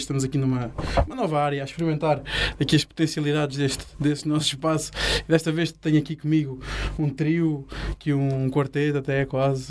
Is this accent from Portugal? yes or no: yes; Faro, Algarve, Portugal; eu sou cá de Faro, mesmo cresci cá e nasci cá